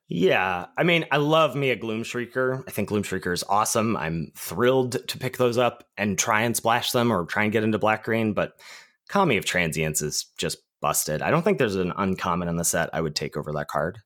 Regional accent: Pittsburgh, Pennsylvania, United States; born or raised there

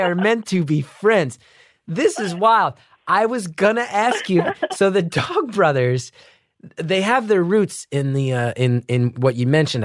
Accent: New Jersey, United States; growing up in North Jersey

